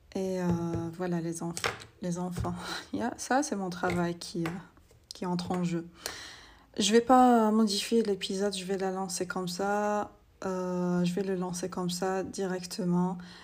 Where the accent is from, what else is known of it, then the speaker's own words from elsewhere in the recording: Algeria; je suis algérienne